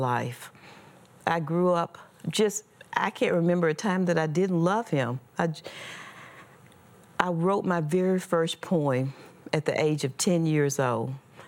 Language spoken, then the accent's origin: English; Mississippi, United States; I was born and raised in Mississippi